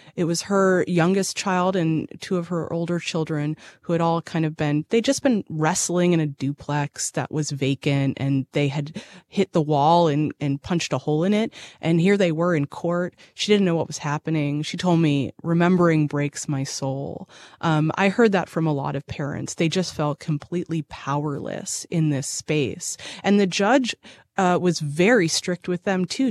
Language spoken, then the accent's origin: English; Boston, Massachusetts, United States; moved away as an adult; also born or lived in Chicago; now in Nashville, United States; I'm from Boston by way of Chicago, and I came to Nashville, uh, in two thousand sixteen.